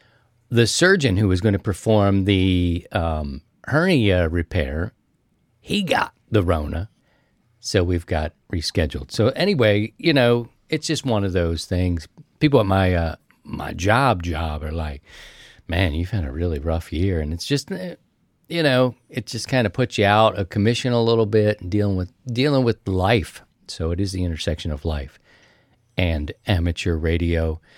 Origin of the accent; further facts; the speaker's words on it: Baltimore, Maryland, United States; I'm from Baltimore, so we had a different system.